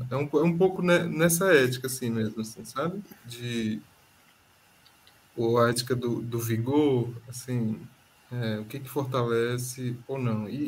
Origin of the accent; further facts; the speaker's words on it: Federal District, Brazil; É, não, só eu que sou do DF.